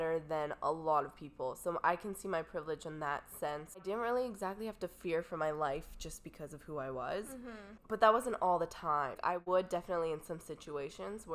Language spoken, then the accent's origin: English; Canada; I'm from Canada.